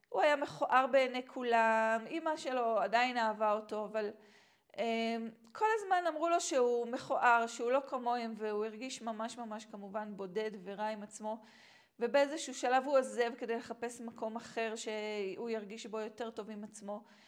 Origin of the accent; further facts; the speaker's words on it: Israel; moved away; also born or lived in Tanzania; גדלתי כאן בארץ